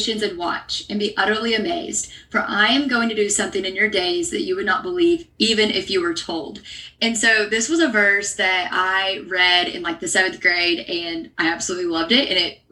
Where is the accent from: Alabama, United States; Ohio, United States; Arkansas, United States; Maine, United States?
Arkansas, United States; moved away as an adult; also born or lived in Pepperdine University, California; I am a Southern girl at heart. So I grew up in Arkansas.